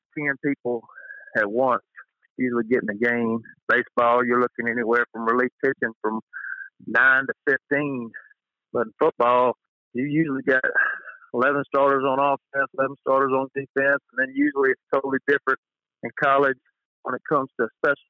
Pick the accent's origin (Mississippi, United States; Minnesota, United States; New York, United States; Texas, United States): Mississippi, United States; Moss Point; being from Moss Point. You know, I don't coach at Moss Point. I'm not far from there, but, you know, there's still a part of me there. That's where I grew up